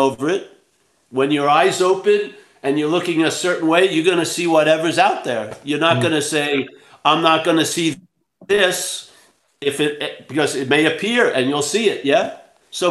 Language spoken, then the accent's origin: English; New York, United States; I'm from New York